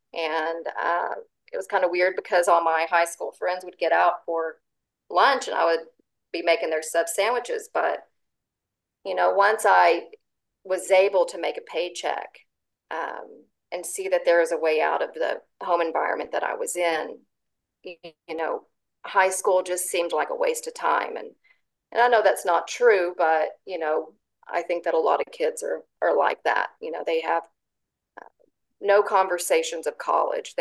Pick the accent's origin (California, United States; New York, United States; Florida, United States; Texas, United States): Texas, United States; Zephyr; I grew up in Central Texas, and my childhood years were spent in Zephyr, Texas, which is right in the center of Texas.